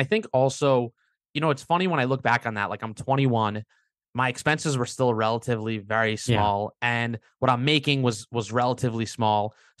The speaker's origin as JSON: {"language": "English", "town": "Long Beach", "region": "New York", "country": "United States", "tie": "born or raised there", "said": "Long Beach, Long Island."}